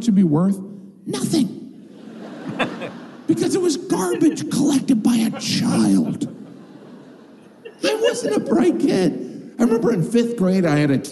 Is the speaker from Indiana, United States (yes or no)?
yes; Northwest Indiana, United States; moved away; I grew up in Northwest Indiana, which is part of the Rust Belt